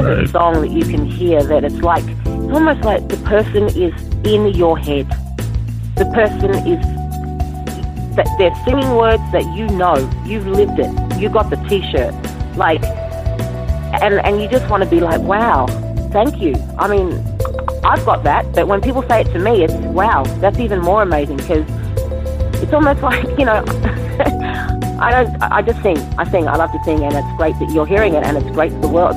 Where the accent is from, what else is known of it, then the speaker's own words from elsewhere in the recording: Sydney, New South Wales, Australia; I grew up in Sydney